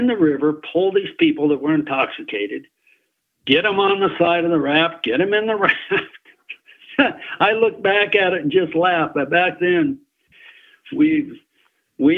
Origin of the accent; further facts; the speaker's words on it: Glenwood Springs, Colorado, United States; I was born and raised in Glenwood Springs.